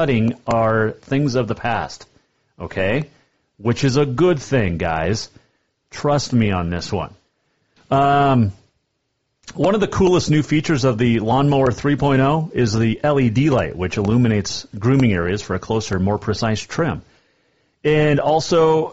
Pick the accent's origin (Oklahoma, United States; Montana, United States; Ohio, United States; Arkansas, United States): Montana, United States; Bozeman; now in Helena, United States; I grew up in Bozeman